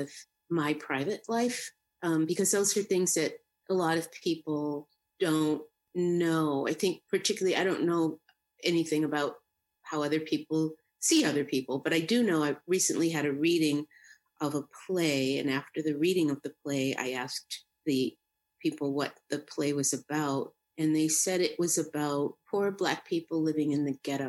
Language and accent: English; Boston, Massachusetts, United States; I grew up in Dorchester, Massachusetts. It's right in the city of Boston.